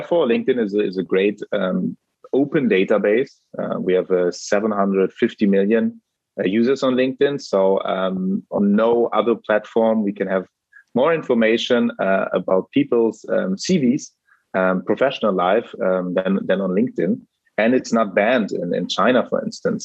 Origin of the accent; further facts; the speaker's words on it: Germany; I'm actually German.